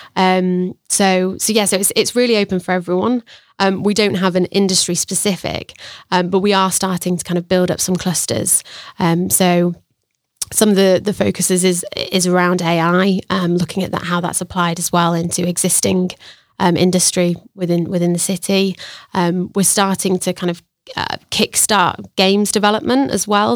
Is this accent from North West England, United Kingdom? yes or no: no; Sheffield, Yorkshire and the Humber, United Kingdom; moved away as an adult; also born or lived in Australia; now in Sheffield, United Kingdom; originally I'm from Sheffield, um, born and bred.